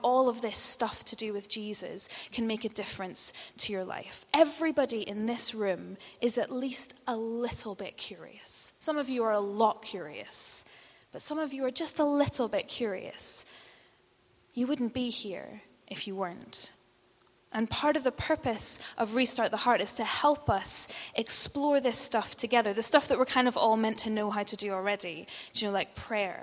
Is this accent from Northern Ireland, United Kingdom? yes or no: yes; Northern Ireland, United Kingdom; moved away; And I'm from Northern Ireland